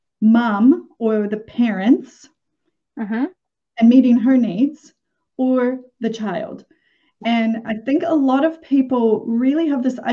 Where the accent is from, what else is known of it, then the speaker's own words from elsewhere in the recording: Minnesota, United States; Growing up in Minnesota in the 70s